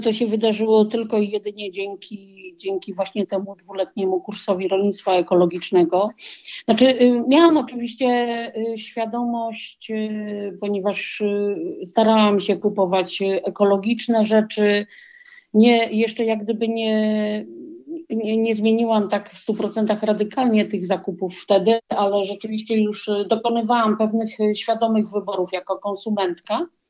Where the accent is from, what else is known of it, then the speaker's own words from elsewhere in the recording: Warsaw, Masovian Voivodeship, Poland; moved away as an adult; also born or lived in near Grzybów; now in Grzybów, Poland; urodziłam się i wychowałam w Warszawie